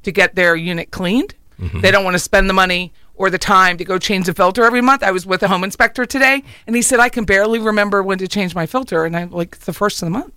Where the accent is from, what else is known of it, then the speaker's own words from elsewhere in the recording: Pennsylvania, United States; now in Florida, United States; I'm from Pennsylvania, so we grew up with one window unit in my parents' room.